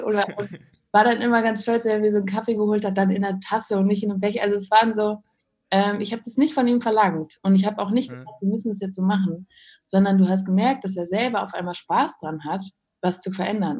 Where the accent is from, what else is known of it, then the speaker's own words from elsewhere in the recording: Krefeld, North Rhine-Westphalia, Germany; Ich ja, komme ja daher vom Niederrhein. Aber, Echt? Ja. Ähm, ich bin in Krefeld zur Schule gegangen.